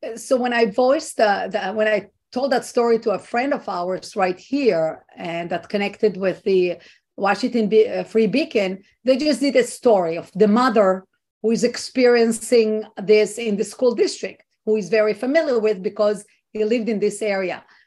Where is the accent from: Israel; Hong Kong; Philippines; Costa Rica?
Israel; now in United States; i was not born here i was not raised here i am an immigrant and i'm coming from what i think is a free country israel